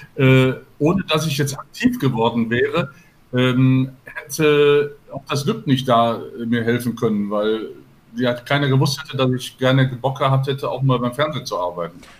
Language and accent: German; Gladbeck, North Rhine-Westphalia, Germany; moved away; also born or lived in Gelsenkirchen; ich bin gebürtig aus Gelsenkirchen und bin in Gladbeck aufgewachsen